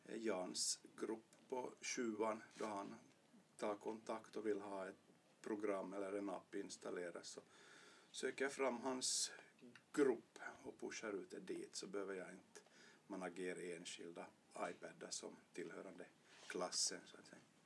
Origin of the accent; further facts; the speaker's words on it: Vörå, Ostrobothnia, Finland; also born or lived in Jakobstad / Vasa; jag är född i Bertby gick i Vörå högstadium